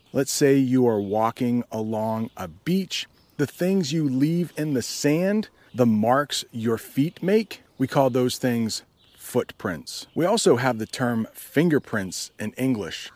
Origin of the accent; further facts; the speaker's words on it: United States; I am an American